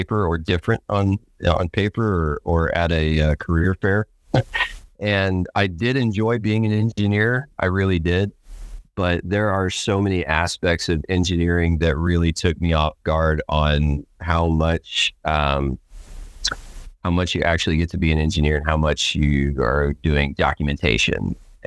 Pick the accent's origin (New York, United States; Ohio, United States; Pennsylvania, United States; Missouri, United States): Missouri, United States; Stockton; Stockton, Missouri, which is what I call my hometown. We moved a couple times, but I spent most of my youth in Stockton, Missouri